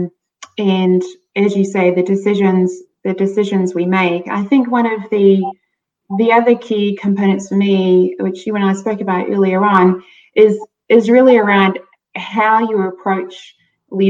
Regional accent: South Africa; I grew up in South Africa

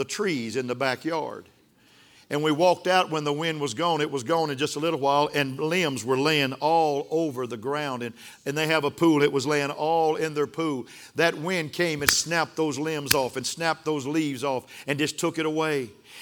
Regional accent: Sundown, Texas, United States; I was raised in West Texas. We had some sandstorms in West Texas.

